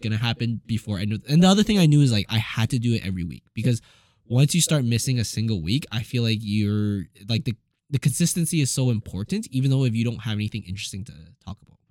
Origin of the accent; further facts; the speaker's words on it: Edmonton, Alberta, Canada; most Asians growing up in Edmonton